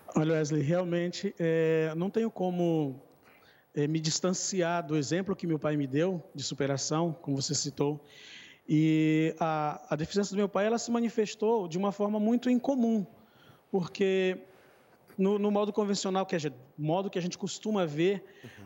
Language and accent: Portuguese; Maranhão, Brazil; now in Várzea Grande, Brazil; hoje eu moro em outro estado, meu, minha família mora no Maranhão, sou nordestino, e hoje eu resido ah, no Centro-Oeste.